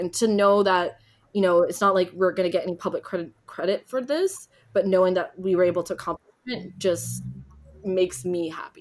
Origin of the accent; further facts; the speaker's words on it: Ontario, Canada; I grew up in Ontario